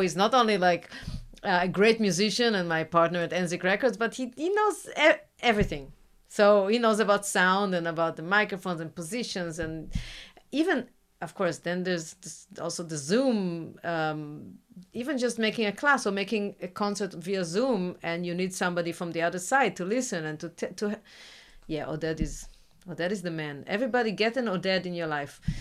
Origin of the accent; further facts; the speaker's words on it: Israel; English is a second language; now in Brazil; I come from Israel